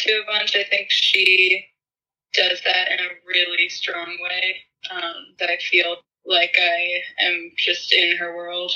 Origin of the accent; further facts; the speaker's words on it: Charlottesville, Virginia, United States; I grew up in Virginia